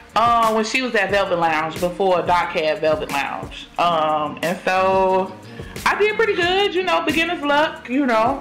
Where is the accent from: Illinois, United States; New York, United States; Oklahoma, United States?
Illinois, United States; Chicago; I am from Chicago, born and raised